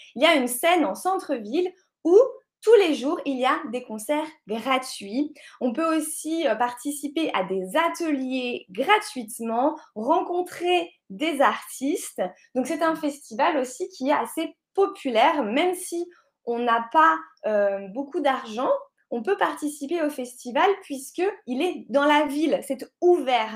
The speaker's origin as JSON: {"language": "French", "town": "La Rochelle", "region": "Nouvelle-Aquitaine", "country": "France", "said": "c'est la ville de La Rochelle. C'est là d'où je viens."}